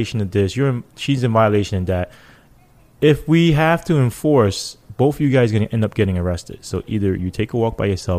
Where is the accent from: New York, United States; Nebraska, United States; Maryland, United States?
New York, United States; New York City; I grew up in that.